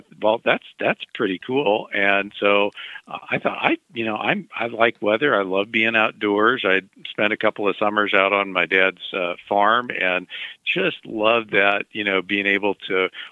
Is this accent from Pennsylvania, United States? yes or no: no; Mexico, Missouri, United States; I grew up in Mexico, Missouri